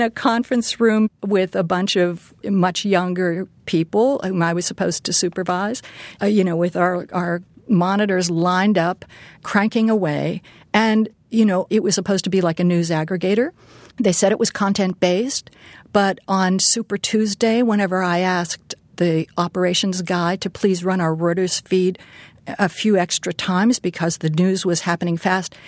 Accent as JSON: {"language": "English", "town": "Pittsburgh", "region": "Pennsylvania", "country": "United States", "tie": "born or raised there", "moved": "yes", "said": "I grew up in Pittsburgh"}